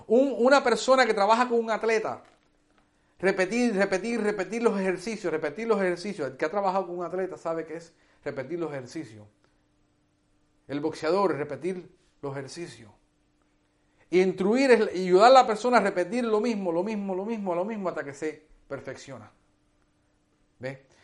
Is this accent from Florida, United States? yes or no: yes; Hialeah, Florida, United States; also born or lived in Cuba; yo soy cubano, criado en los Estados Unidos, en una ciudad que se llama Hialeah, en la Florida donde nadie habla castellano.